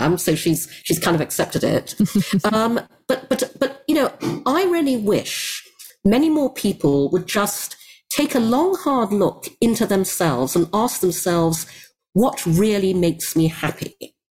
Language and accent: English; Brunei; I grew up in Asia, in Brunei